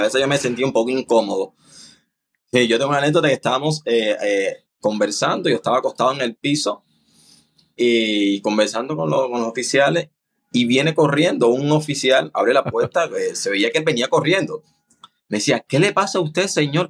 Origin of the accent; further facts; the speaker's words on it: Cuba; moved away as an adult; now in Panama; no estoy en Cuba.